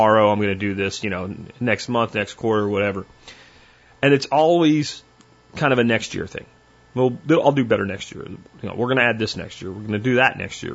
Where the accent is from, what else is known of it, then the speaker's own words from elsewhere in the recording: Florida, United States; moved away; I grew up in Florida